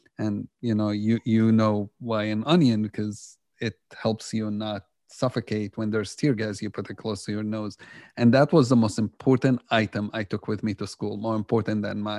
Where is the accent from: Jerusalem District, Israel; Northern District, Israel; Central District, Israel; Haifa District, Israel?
Jerusalem District, Israel; Jerusalem; Growing up in Jerusalem, I was totally on the other side. And that's because just, you know, reality in Jerusalem, the things I grew up seeing have shaped a lot of what I believed.